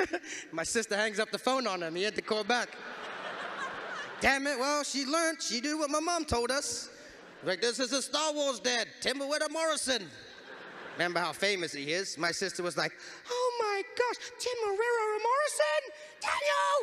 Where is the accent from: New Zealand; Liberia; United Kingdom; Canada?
New Zealand; when you come from a place like New Zealand